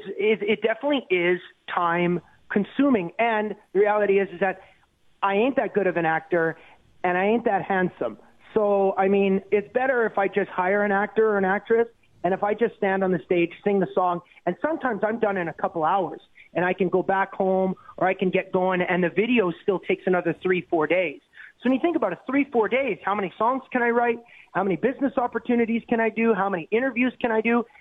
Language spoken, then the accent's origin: English; Canada; as a Canadian